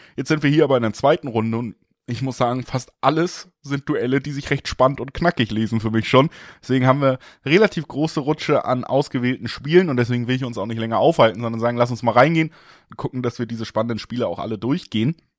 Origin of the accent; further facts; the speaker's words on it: Hamburg, Germany; Ich komme aus Hamburg